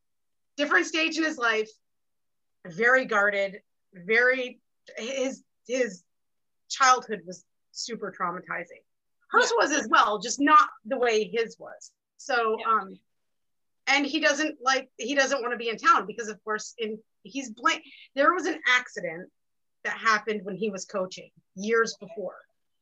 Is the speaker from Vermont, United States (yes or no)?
yes; Vermont, United States; I grew up in Vermont.